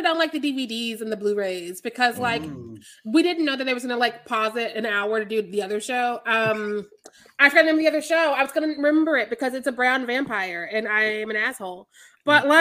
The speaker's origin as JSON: {"language": "English", "region": "Missouri", "country": "United States", "said": "I'm from Missouri"}